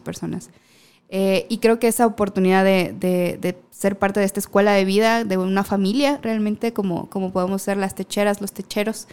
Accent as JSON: {"language": "Spanish", "region": "Baja California Sur", "country": "Mexico", "moved": "yes", "said": "yo soy de la Baja"}